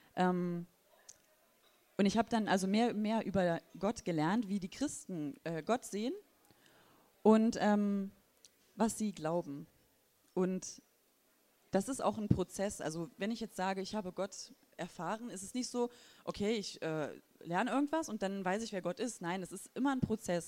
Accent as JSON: {"language": "German", "region": "Thuringia", "country": "Germany", "tie": "born or raised there", "moved": "yes", "lives_now": "Wolfsburg, Germany", "said": "ich komme auch aus dem ehemaligen Osten und zwar aus Thüringen. Und ähm, genau. Da bin ich aufgewachsen"}